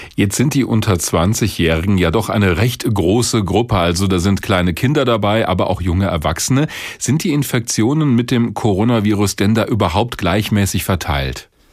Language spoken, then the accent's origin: German; Hesse, Germany; bei uns in Hessen